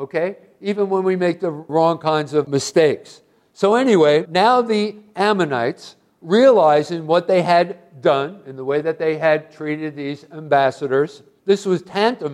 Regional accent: Hoboken, New Jersey, United States; I was a kid growing up in Hoboken, New Jersey

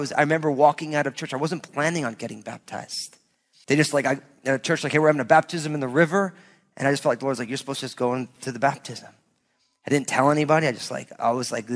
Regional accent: New Jersey, United States; also born or lived in Southwest Washington; now in Washington, United States; growing up in New Jersey

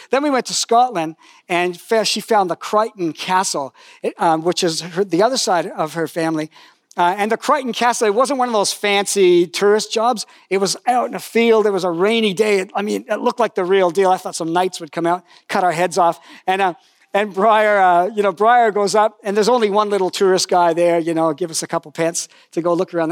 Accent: Toronto area, Ontario, Canada; I met Jesus, I went to high school there

